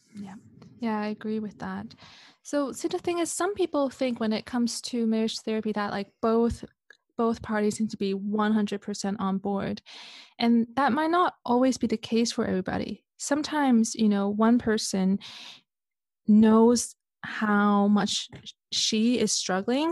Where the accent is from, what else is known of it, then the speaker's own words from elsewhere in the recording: Canada; moved away as an adult; also born or lived in Hong Kong / Switzerland; I was born in Hong Kong. I grew up in Canada